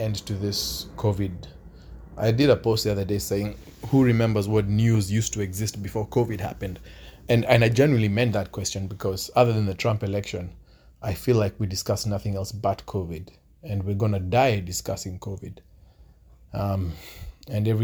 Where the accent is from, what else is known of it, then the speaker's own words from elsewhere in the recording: Kenya; where I'm from Kenya